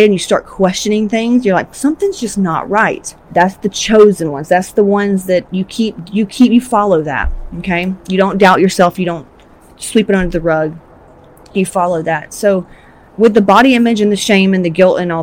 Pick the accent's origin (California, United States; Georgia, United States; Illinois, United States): Georgia, United States; I'm from Georgia, Southern Baptist